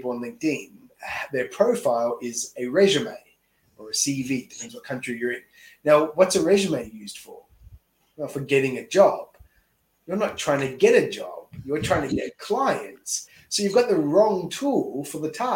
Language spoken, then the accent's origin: English; Australia; moved away as an adult; now in Tokyo, Japan; I'm an Aussie here in Tokyo coaching someone in the US